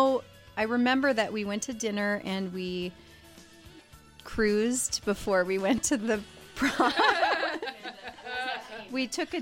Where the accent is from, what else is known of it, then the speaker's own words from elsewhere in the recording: South Dakota, United States; moved away; I grew up in South Dakota, so in a small town